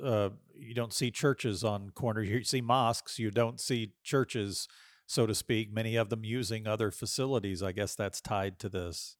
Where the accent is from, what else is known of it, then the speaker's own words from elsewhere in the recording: Austin, Texas, United States; I'm from Austin